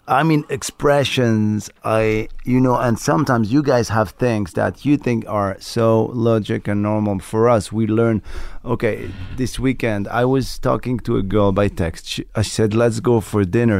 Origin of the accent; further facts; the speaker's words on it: Morocco; first language Moroccan Arabic; English is a second language; moved away; also born or lived in France; I was born in Morocco, raised in Morocco